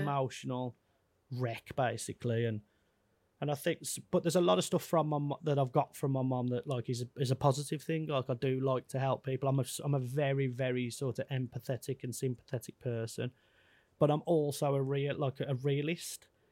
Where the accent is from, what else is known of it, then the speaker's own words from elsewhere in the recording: Wolverhampton, West Midlands, United Kingdom; I'm a kid from Wolverhampton, who's touring the world